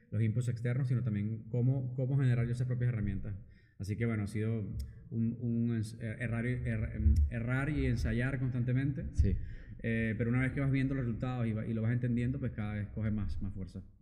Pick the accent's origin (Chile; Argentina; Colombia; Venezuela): Venezuela; moved away as an adult; also born or lived in United States; now in Barcelona, Spain; soy venezolano de nacionalidad, venezolano-francés. Em, llegué a Barcelona hace aproximadamente casi 11 años ya.